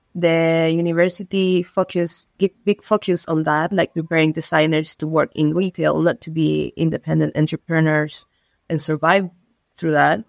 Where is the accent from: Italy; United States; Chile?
Chile; Iquique, Tarapacá; English is a second language; also born or lived in London; I'm from Iquique. Iquique is a city located in the north of Chile, placed in the Atacama Desert